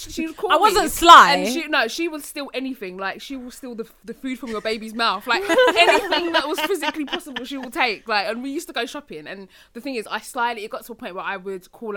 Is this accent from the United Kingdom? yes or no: yes; Essex, East of England, United Kingdom; I'm from Essex